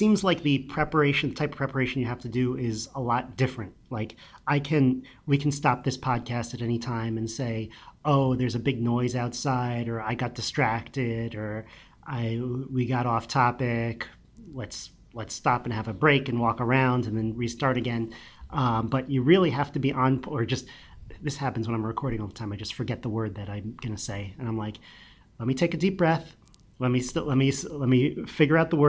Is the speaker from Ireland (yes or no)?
no; Connecticut, United States; Bridgewater, which was kind of, you know, one town over from where I grew up